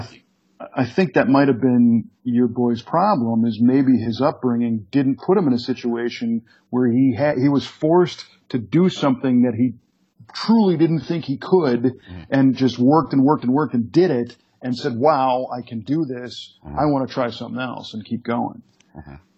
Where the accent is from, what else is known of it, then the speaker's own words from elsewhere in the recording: Chicago, Illinois, United States; when I grew up in the Chicago area